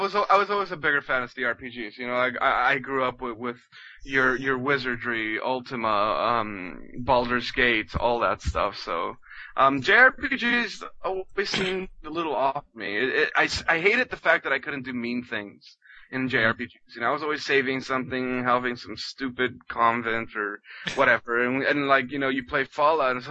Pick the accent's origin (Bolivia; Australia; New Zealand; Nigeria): Bolivia; English is a second language; moved away; I grew up in Bolivia